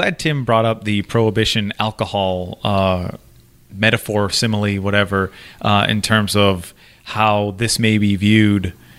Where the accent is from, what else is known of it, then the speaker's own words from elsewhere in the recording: Massachusetts, United States; growing up in Massachusetts